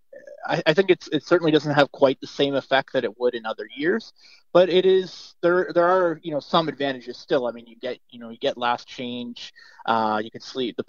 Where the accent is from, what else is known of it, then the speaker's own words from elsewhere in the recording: Toronto, Ontario, Canada; I grew up in Toronto